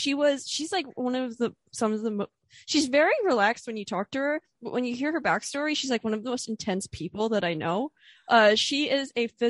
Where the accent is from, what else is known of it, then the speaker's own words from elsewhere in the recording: Pennsylvania, United States; Because I grew up in Pennsylvania, which is much colder and much different and more deer.